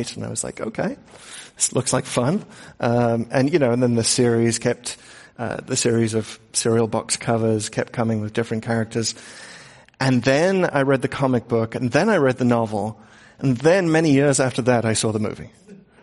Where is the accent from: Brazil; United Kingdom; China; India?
United Kingdom; England; moved away; growing up in England